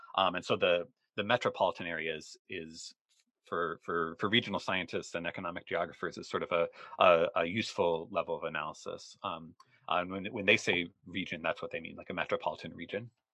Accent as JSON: {"language": "English", "town": "Rochester", "region": "Minnesota", "country": "United States", "tie": "born or raised there", "said": "where I grew up in in Rochester, Minnesota"}